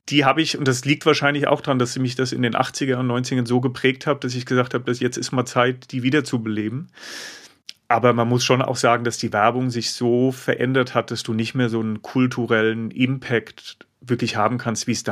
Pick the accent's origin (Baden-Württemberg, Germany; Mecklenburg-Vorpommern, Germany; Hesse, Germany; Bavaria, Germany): Hesse, Germany; aus dem Rheingau.